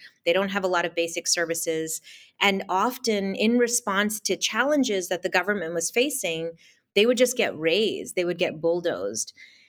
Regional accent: India; And even though I'm from India, I obviously look Indian, I spoke a South Indian language

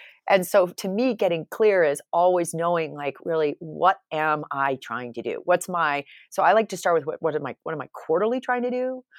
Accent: New York, United States; I came from New York, so I can't make fun of people from New York necessarily.

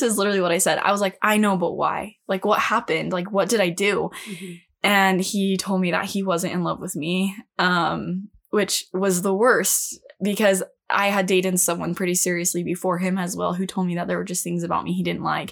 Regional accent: California, United States; moved away; also born or lived in Utah; I'm from California

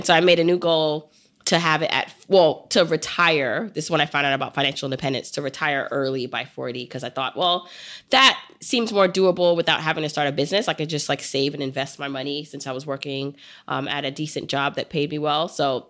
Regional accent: New York City, New York, United States; I grew up in Brooklyn

